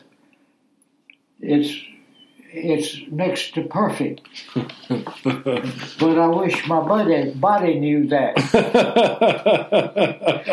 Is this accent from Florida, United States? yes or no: no; Rock Hill, South Carolina, United States; also born or lived in Lancaster, South Carolina; I was born in Lancaster and moved to Rock Hill when I was 7 years old. Been here ever since